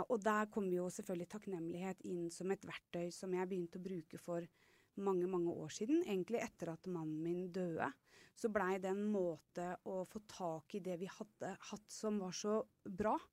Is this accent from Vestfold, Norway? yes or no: yes; Horten, Vestfold, Norway; er fra Horten.